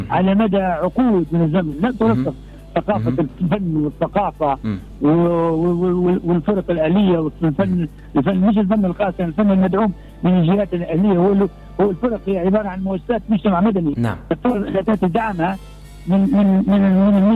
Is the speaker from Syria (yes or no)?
no; Tripoli, Libya; احنا عندنا في طرابلس